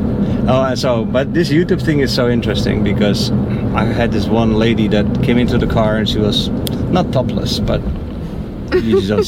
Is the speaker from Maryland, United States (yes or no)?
no; New York, United States; Yeah, I was from New York.